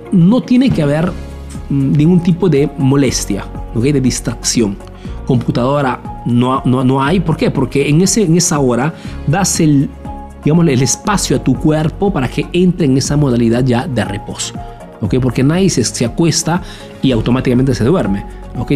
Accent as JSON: {"language": "Spanish", "country": "Peru", "moved": "yes", "lives_now": "Italy"}